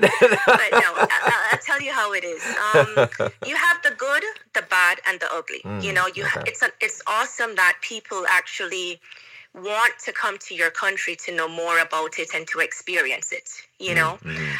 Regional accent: Kingston, Jamaica; moved away as an adult; now in Russia; I was born in Jamaica. I was raised in Jamaica

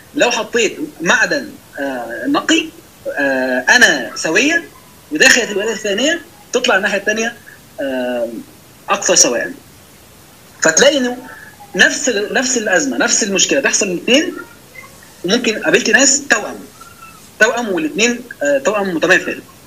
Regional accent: Egypt

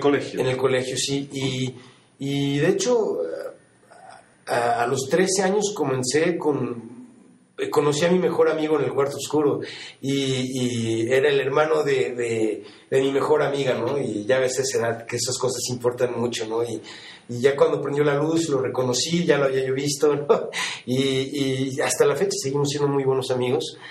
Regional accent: Mexico City, Mexico; moved away as an adult; now in New York, United States; yo nací en la Ciudad de México y, y sí, bueno, eh, llevo 25 años que, que, me mudé a Nueva York, me mudé a los 19 años

